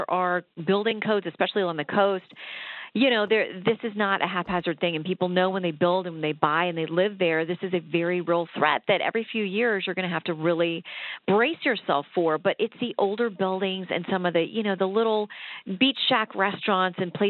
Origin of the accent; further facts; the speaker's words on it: South Florida, United States; also born or lived in Tallahassee, Florida / Tampa, Florida; I grew up in, well, South Florida for the first half of my childhood. And then when I was in high school, we moved to Tallahassee.